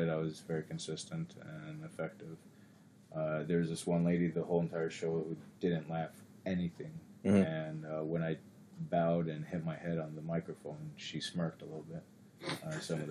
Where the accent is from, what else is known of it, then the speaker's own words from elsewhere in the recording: Maui, Hawaii, United States; growing up in Hawaii, Maui, Hawaii